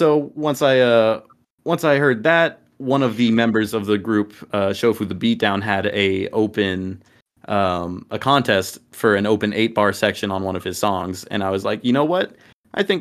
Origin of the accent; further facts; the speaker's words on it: Dallas, Texas, United States; I come from Dallas, the Dallas area of Texas. Both of us do. Been here my entire life